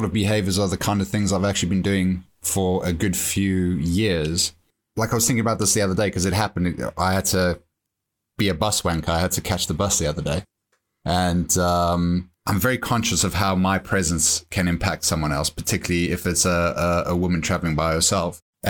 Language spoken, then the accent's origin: English; South Africa; now in England; growing up in South Africa, where you're always looking over your shoulder